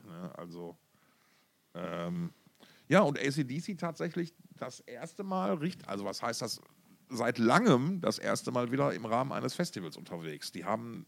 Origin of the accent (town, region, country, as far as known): Essen, North Rhine-Westphalia, Germany; born or raised there; moved away